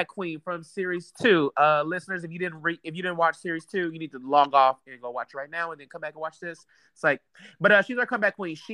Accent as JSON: {"language": "English", "country": "United States", "said": "I'm American"}